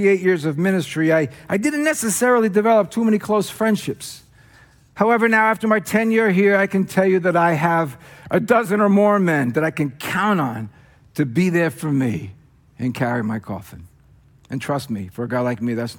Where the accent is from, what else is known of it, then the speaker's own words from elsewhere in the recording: New Jersey, United States; accent: Jersey; moved away; my Jersey accent